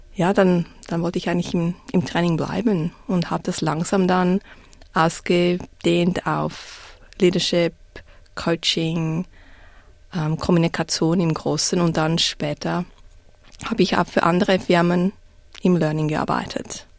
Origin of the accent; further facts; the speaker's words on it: Zurich, Switzerland; accent: Swiss; moved away as an adult; now in Melbourne, Australia; Ich bin in Zürich aufgewachsen